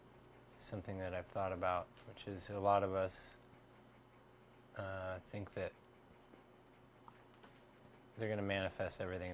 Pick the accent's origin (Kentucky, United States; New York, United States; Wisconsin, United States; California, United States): California, United States; Santa Barbara; I was born in Santa Barbara, California.